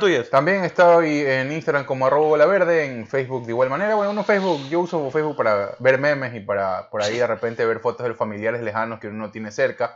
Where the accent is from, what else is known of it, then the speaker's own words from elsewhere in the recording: Ecuador; moved away as an adult; now in California, United States; porque somos ecuatorianos, vivimos hasta hace muy poco en Ecuador